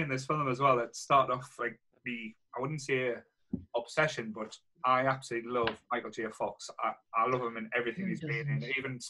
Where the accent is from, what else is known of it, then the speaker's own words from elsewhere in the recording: the Northeast in the UK, North East England, United Kingdom; growing up in the Northeast in the UK, in the 80s